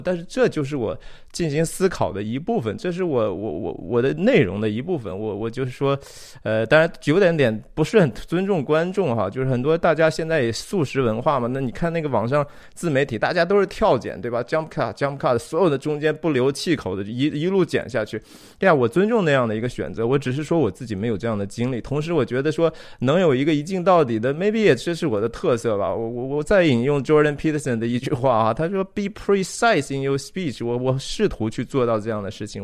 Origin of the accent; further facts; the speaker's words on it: China; 我自己当然是土生土长的，我在中国长大哈，三十多年